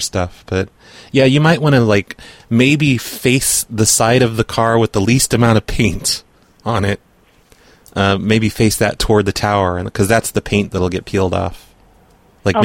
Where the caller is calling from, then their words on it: New York, United States; I'm calling from New York.